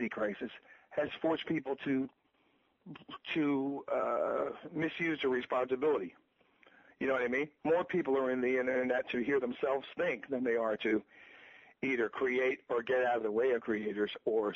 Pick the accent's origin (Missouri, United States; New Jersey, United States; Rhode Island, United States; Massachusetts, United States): New Jersey, United States; we're from New Jersey